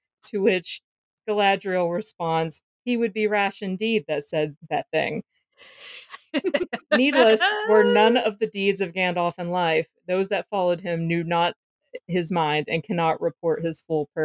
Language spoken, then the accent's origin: English; the South, United States; I'm from the South. We're used to referring to things as unpleasantnesses